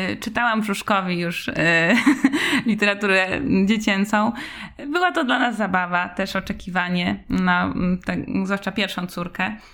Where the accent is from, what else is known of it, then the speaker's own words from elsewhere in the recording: Wrocław, Lower Silesian Voivodeship, Poland; now in Warsaw, Poland; pochodzę z Wrocławia